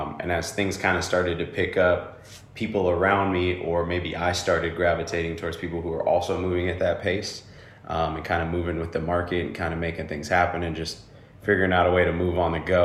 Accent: Bay Area, Northern California, United States; moved away as an adult; now in Austin, United States; But I come from the Bay Area, right? I come from Northern California

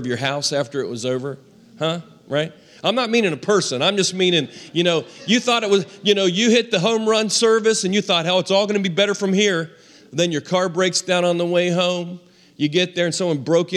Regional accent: Western Maryland, United States; We were raised in Western Maryland

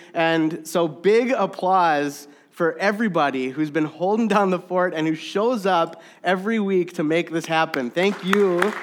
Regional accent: Saint Louis Park, Minnesota, United States; I was born and raised in Saint Louis Park, Minnesota

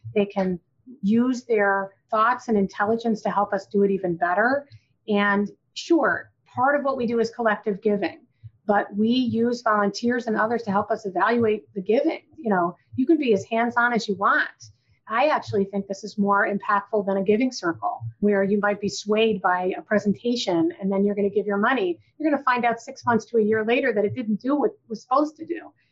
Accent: Rochester, New York, United States; moved away as an adult; I was from Rochester, so it would make sense, my hometown

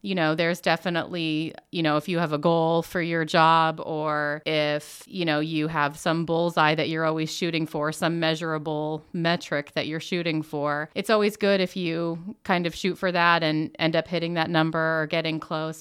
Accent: Muncie, Indiana, United States; also born or lived in Jackson, Mississippi; Originally, I was actually born in Jackson, Mississippi, but for all intents and purposes, I've always been here in Muncie. Um, I was a Burris kid

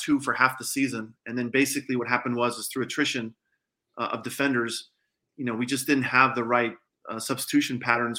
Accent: Colorado, United States; now in Texas, United States; I'm from Colorado

